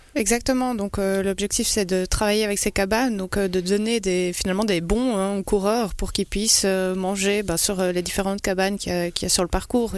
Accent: Belgium; je suis belge

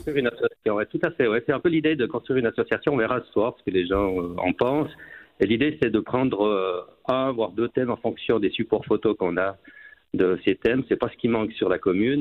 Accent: Port-Valais, Valais, Switzerland; now in Saint-Maurice, Switzerland; je suis passionné par mon village natal

